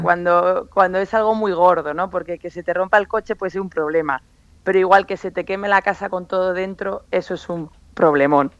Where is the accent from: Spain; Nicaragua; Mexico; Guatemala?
Spain; San Sebastián, Basque Country; also born or lived in Macau; now in Madrid, Spain; volver a mi tierra